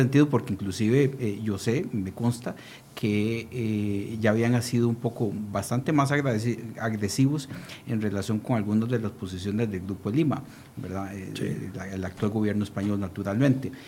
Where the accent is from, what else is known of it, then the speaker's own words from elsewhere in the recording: Costa Rica; como costarricenses